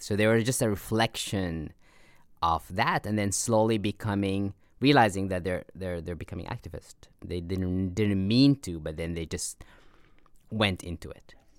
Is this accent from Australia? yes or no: no; Abu Dhabi, United Arab Emirates; also born or lived in Sudan; we moved to United Arab Emirates, and I grew up in Abu Dhabi